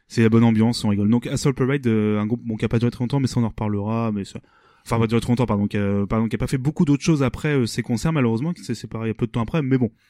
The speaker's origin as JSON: {"language": "French", "town": "Rouen", "region": "Normandy", "country": "France", "said": "nous on est originaire de Rouen"}